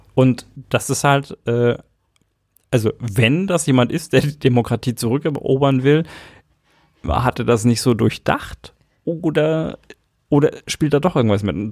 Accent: Erlangen, Bavaria, Germany; ich bin in Erlangen geboren

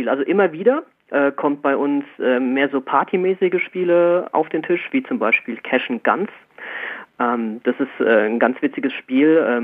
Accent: Erlenbach am Main, Bavaria, Germany; ähm, ich komme aus Erlenbach am Main, das ist so zwischen Frankfurt und Würzburg, äh, ein kleines Städtchen

